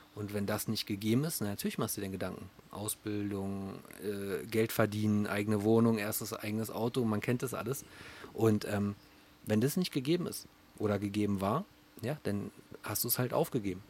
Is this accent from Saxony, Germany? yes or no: no; Berlin, Germany; als Berliner